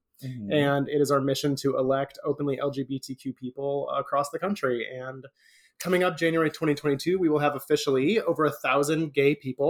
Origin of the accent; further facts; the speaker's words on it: Aurora, Colorado, United States; moved away as an adult; now in Orlando, United States; Aurora, technically, but I always say Denver because people know where Denver is, and Aurora is just a suburb that's like 20 minutes